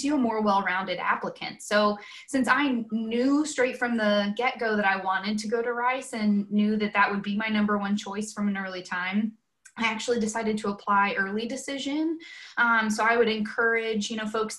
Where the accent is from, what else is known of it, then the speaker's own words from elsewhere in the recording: Conroe, Texas, United States; moved away as an adult; now in Chapel Hill, United States; I grew up in Conroe, born and raised, was there my whole life, went to Conroe High School